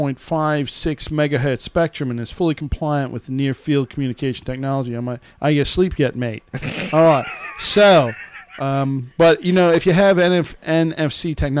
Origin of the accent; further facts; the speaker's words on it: Canada; I'm Canadian. Do you really care? Are you even paying attention, eh?